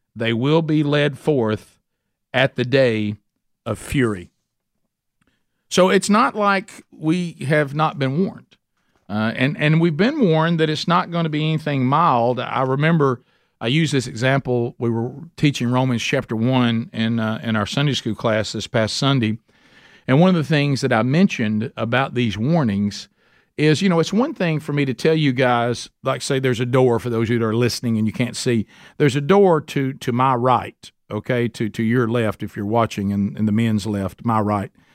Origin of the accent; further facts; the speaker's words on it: Calhoun County, Alabama, United States; I'm from Calhoun County, so I say things that don't sound like what they really are